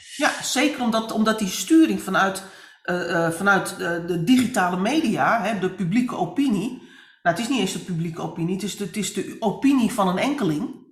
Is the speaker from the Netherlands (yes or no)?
yes; Netherlands; wij als Nederlanders, maar ook als Europeanen